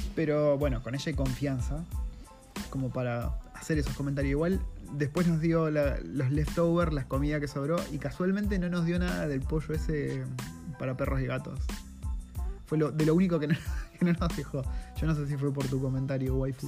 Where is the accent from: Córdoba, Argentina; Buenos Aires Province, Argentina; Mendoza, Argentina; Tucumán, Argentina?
Buenos Aires Province, Argentina; Campana; moved away as an adult; now in Wellington, New Zealand; mi ciudad natal, de Campana, en Buenos Aires